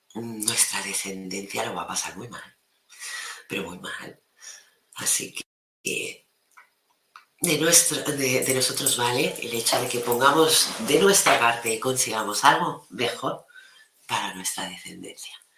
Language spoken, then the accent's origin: Spanish; Maresme, Catalonia, Spain; mi pueblo